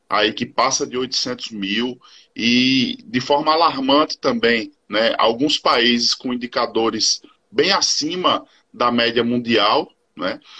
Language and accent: Portuguese; Paraíba, Brazil; Sou, sou paraibano. Sou é, paraibano.